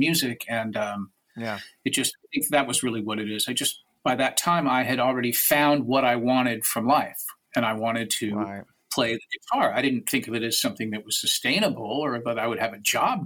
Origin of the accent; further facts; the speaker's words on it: Washington, District of Columbia, United States; And also that my hometown was a stop for UK punk bands because you're not going to come all the way over just to play New York. And in Washington, D.C., there was an established punk scene.